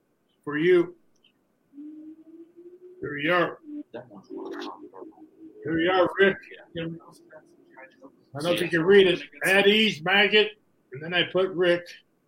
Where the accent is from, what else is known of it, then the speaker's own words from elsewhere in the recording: Minnesota, United States; Yeah, I'm from Minnesota.